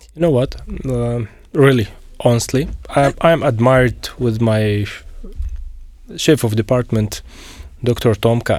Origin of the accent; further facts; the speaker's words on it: Syria; moved away as an adult; also born or lived in Ukraine / Canada; now in Slovakia; I'm from Syria